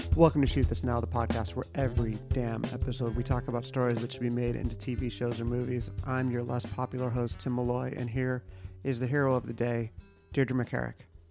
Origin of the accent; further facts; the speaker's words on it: United States; I'm American.